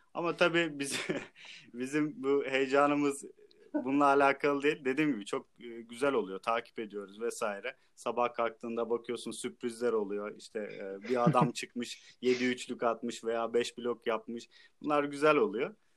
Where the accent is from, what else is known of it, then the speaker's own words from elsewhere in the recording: Trabzon, Turkey; Hometown Trabzon.